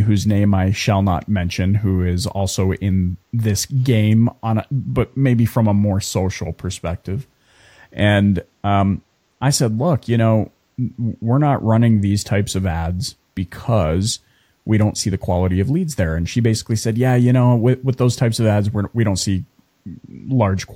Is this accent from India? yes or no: no; Canada; we were from Canada